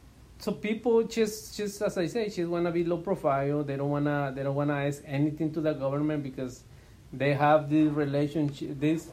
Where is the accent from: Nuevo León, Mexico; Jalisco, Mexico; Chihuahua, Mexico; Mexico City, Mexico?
Chihuahua, Mexico; now in Phoenix, United States; I'm originally from Chihuahua, Mexico. I came to the States back in 1995.